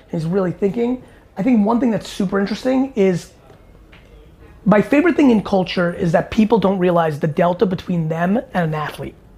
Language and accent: English; East Coast, United States; growing up on East Coast